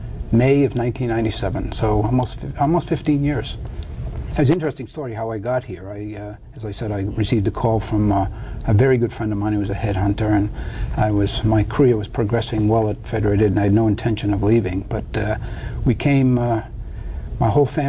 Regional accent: New Hampshire, Connecticut, and Boston, New England, United States; moved away as an adult; also born or lived in New York; now in Hawaii, United States; I was born in New Hampshire and was raised in New Hampshire, Connecticut, and Boston.

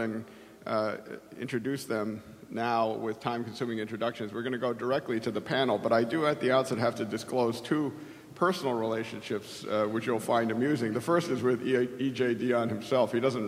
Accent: South Korea; but also with my home country of Korea.

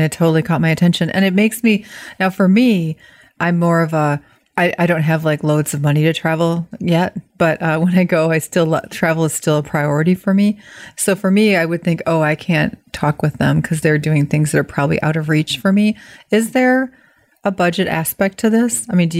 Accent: Midwest, United States; accent: Midwest; I know. I'm always trying to hide my Midwest accent. I think I'm getting pretty good at it, though, because people now start to think I'm Canadian.

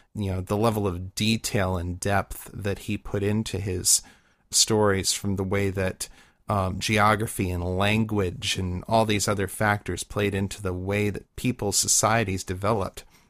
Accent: Midwest, United States; growing up in the Midwest

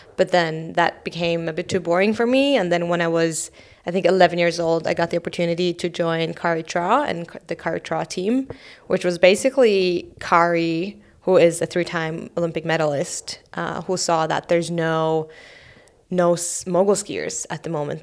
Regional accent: Oslo, Norway; I grew up in Oslo.

